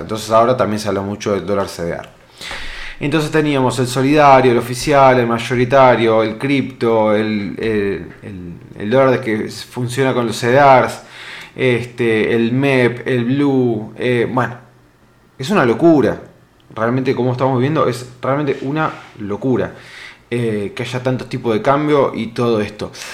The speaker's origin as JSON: {"language": "Spanish", "country": "Argentina"}